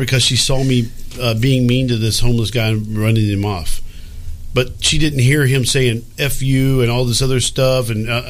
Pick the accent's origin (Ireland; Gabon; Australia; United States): United States; Texas; I mean, I'm from Texas.